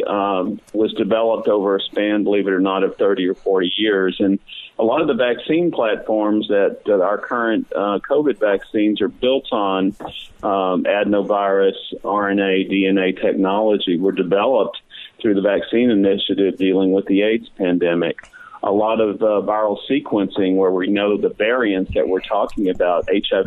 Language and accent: English; Beaumont, Texas, United States; also born or lived in Dallas, Texas / New Haven, Connecticut; I grew up in Southeast Texas, the Beaumont, Port Arthur area